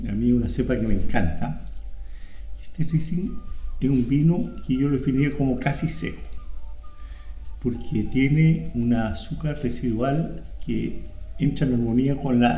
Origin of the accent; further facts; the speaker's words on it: Chile; nosotros, como chilenos